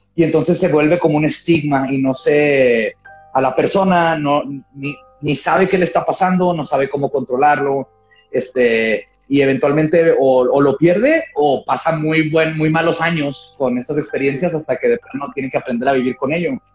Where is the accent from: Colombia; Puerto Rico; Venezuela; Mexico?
Mexico; northern border; first language Spanish and English; acá en la frontera. Por ejemplo, yo que crecí viendo tele en inglés, porque aquí en la tele abierta este, tenemos más canales en inglés que no, que en español.